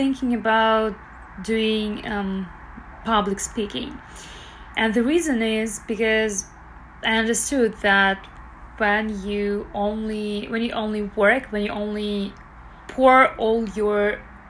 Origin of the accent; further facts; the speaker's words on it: Belarus; now in Toronto, Canada; I currently live in Toronto, Canada. I'm originally from Belarus